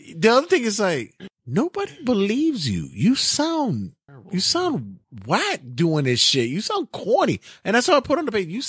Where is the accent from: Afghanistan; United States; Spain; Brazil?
United States; New York City, New York; I grew up in the hood, right? I grew up in the neighborhood. I grew up in Brooklyn.